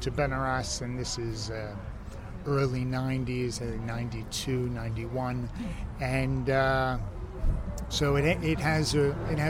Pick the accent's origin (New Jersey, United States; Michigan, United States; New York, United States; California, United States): New York, United States; moved away as an adult; now in Ibiza, Spain; Originally from New York, and left in my early 20s